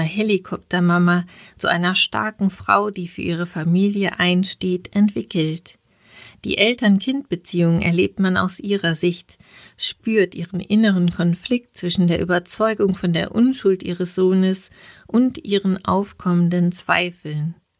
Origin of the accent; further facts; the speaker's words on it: Regensburg, Bavaria, Germany; in meiner Heimatstadt